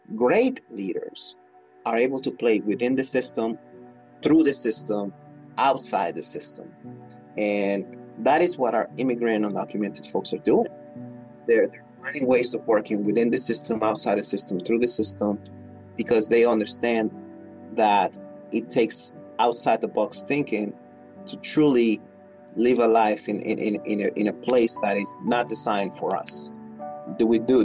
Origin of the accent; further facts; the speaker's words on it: Bay Area, California, United States; also born or lived in Philippines; I live in the Bay Area where I, where I grew up